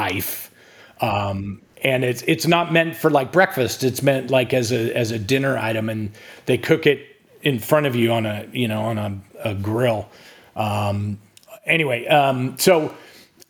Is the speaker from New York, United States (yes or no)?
no; California, United States; now in Texas, United States; I didn't grow up in Texas. I grew up in California, but my wife is from Texas, and yeah, I mean, I've been here for 25 years now